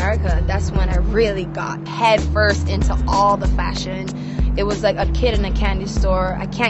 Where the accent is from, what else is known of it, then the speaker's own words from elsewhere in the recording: Barbados; now in United States; Growing up in Barbados, it made me very hungry for fashion.